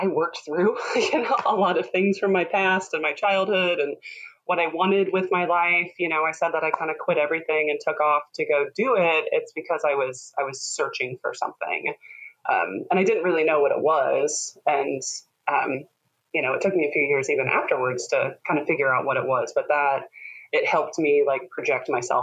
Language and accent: English; Midwest, Minnesota and Illinois, United States; moved away as an adult; also born or lived in Portland, Oregon; now in Southern Oregon, United States; I grew up in the Midwest, Minnesota and Illinois